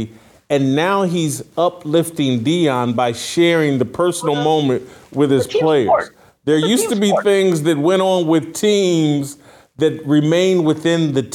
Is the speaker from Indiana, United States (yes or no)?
yes; Indiana, United States; I'm from Indiana